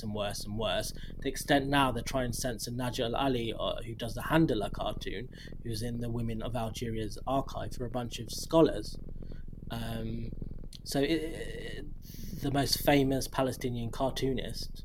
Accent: United Kingdom; as a British person

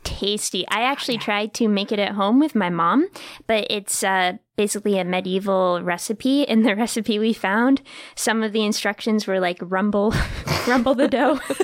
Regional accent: New Hampshire, United States; moved away; it looked exactly like my hometown in New Hampshire

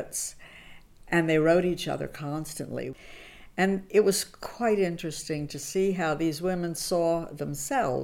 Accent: United States; I was born in the United States and grew up there.

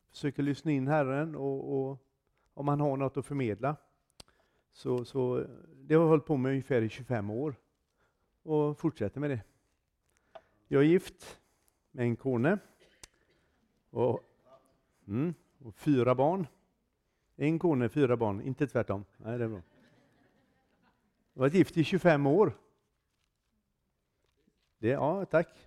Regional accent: Froland, Agder, Norway; Jag är från Froland. Inte från Tromsö.

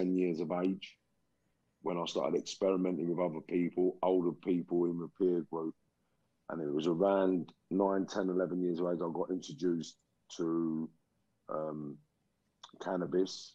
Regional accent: London, United Kingdom; also born or lived in Liverpool; I was born in Liverpool in 1972. And then my mum and dad moved to London mid-70s. So around 77, 78, they moved to London.

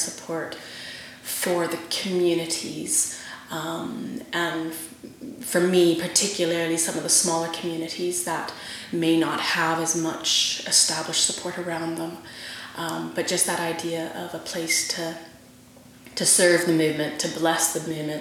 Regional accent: Vancouver, British Columbia, Canada; moved away as an adult; also born or lived in Guildford, England; now in England; born and raised in Vancouver, Canada. Moved to England in 2007

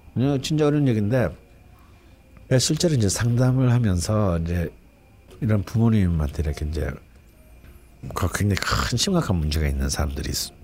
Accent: Gyeongsang, South Korea; 저는 또 경상도 사람이고 또 우리 아버지는 전형적인 경상도 사람이기 때문에

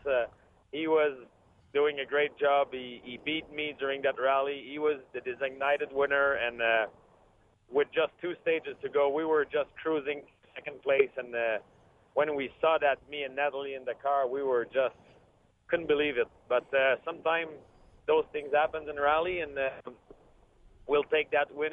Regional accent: Quebec, Canada; I'm from from Quebec, Canada. We have a lot of snow

